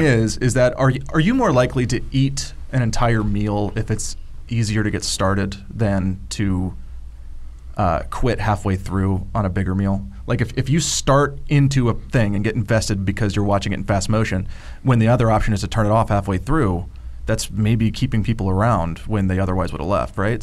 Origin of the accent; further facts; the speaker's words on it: the South, United States; growing up in the South, I was kind of like raised in a certain uh, climate